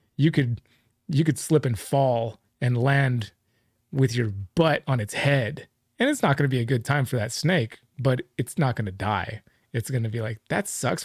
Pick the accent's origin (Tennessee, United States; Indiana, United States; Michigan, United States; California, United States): California, United States; Livermore; I grew up in Livermore